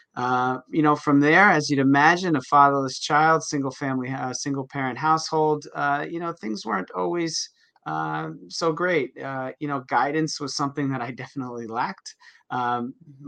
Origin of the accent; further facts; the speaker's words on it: New Jersey, United States; I grew up in New Jersey. I'm in New Jersey now